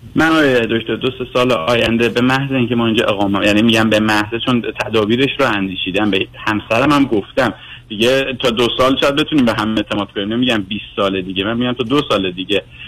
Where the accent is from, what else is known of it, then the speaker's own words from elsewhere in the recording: Iran; moved away as an adult; also born or lived in Tehran; now in Canada; من زمانی که تحصیل میکردم دبیرستان و مدرسه راهنمای تیسوشان درس خوندم که دیگه تو ایران جزء پلهای موفقیت بودید